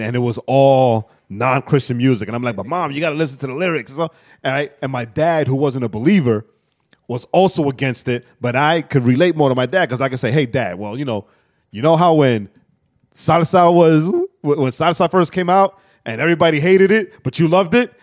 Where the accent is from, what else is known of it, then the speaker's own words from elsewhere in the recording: New York, United States; I'm straight from New York, projects